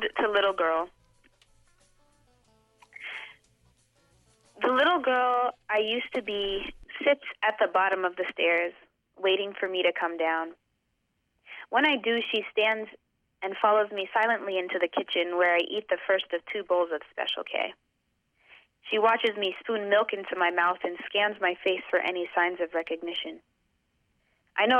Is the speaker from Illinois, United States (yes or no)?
no; Boston, Massachusetts, United States; I grew up in Boston. I'm from here